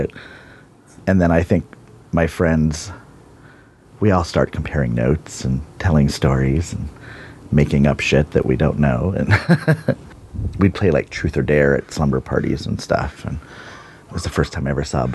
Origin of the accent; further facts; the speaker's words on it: Bonney Lake, Washington, United States; I grew up in Bonnie Lake, Washington, and I'm 47